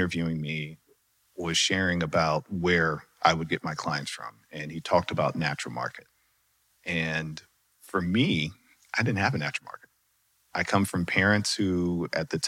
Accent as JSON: {"language": "English", "region": "North Carolina", "country": "United States", "also_born_or_lived": "Charlotte, North Carolina", "moved": "as an adult", "lives_now": "Dallas, United States", "said": "I'm originally from North Carolina, moved to Dallas for the job"}